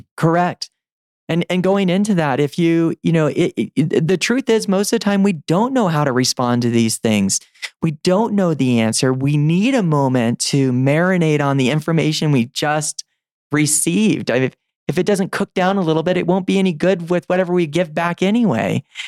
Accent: the South, United States; I was growing up in the South

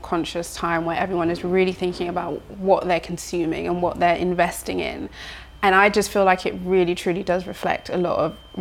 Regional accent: London, United Kingdom; growing up in London

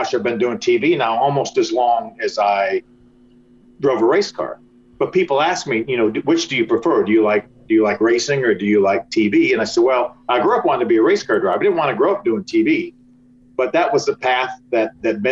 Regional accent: Detroit, Michigan, United States; where I grew up in Detroit

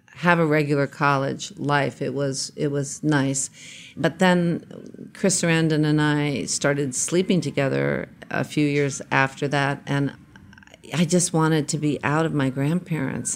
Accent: New York, United States; I was born in New York. I spent early, early years in Queens.

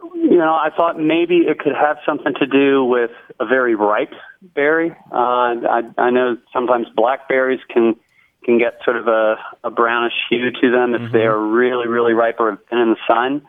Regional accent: Lynchburg, Virginia, United States; I'm calling from Lynchburg, Virginia

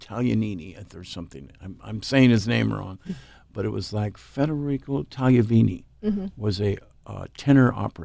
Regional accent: Eugene, Oregon, United States; born or raised there; also born or lived in Everett, Washington

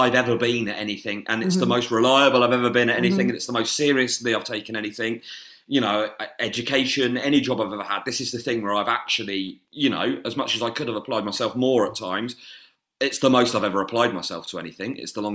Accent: Winchester, South East England, United Kingdom; when I was growing up in Winchester

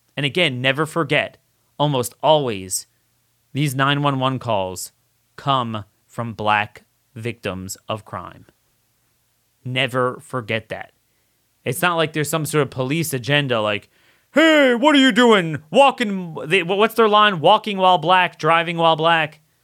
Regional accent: Baltimore, Maryland, United States; I'm from the Baltimore area

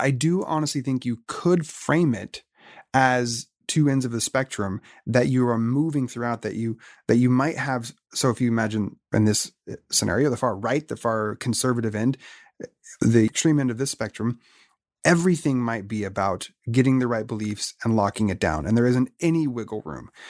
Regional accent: Oregon, United States; now in San Diego, United States; I was born and raised in Oregon

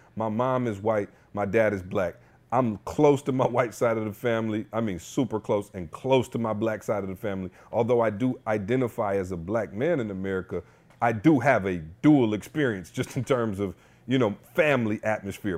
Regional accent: Lansing, Michigan, United States; I grew up in Lansing

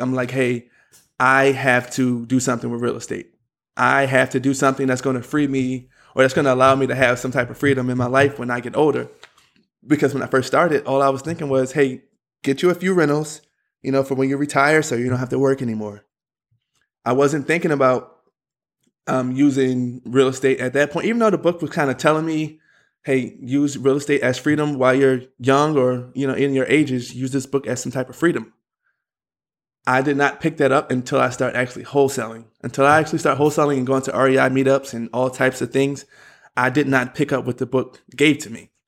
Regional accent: Philadelphia, Pennsylvania, United States; I'm from Philadelphia

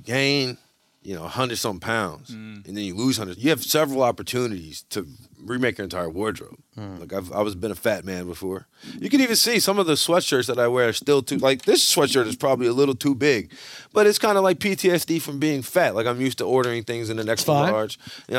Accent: Louisiana, United States; I'm from Louisiana.

